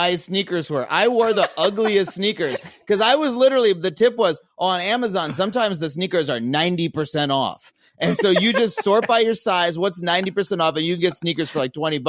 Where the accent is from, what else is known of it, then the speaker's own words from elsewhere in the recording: East Long Island, New York, United States; moved away as an adult; now in Los Angeles, United States; I'm from farm country, East Long Island